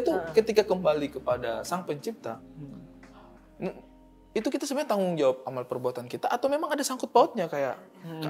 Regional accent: Eastern Indonesia, Indonesia; saya orang timur

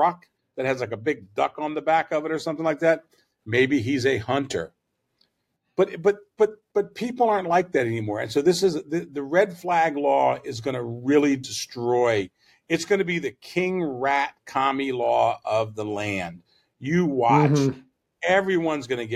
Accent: the South, United States; I'm a Southerner. I'm from the South

